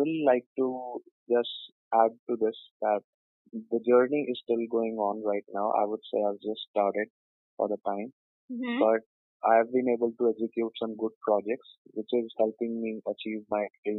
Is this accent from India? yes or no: yes; Delhi, India; Born and brought up in Delhi